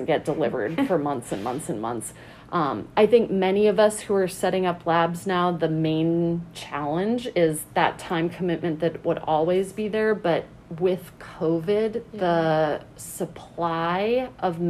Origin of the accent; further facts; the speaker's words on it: New England, United States; moved away as an adult; also born or lived in Alaska / Flagstaff, Arizona; now in Amherst, United States; I am originally from New England